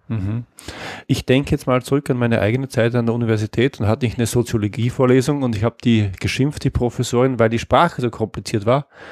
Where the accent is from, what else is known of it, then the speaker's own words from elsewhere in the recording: Austria; als Österreicher